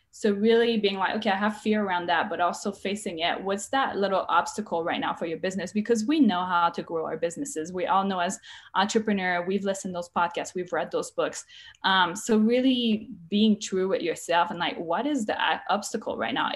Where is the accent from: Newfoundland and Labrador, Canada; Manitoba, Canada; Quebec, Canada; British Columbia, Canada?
Quebec, Canada; English is a second language; now in United States; I'm Canadian. From Quebec. I speak French.